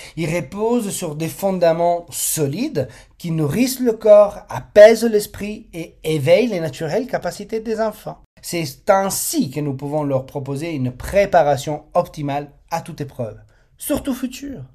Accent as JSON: {"language": "French", "country": "Italy", "said": "je suis italien et dans notre culture, les repas en famille sont bien plus que des moments de partage"}